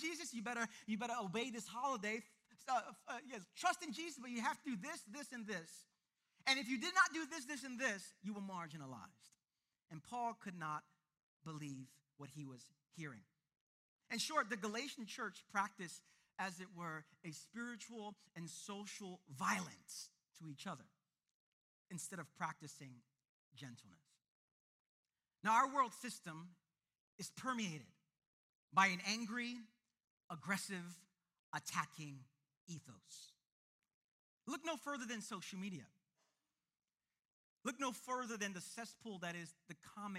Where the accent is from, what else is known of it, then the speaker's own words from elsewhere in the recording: New York City, New York, United States; I was born and raised in the East New York part of this city, the East New York, Brooklyn part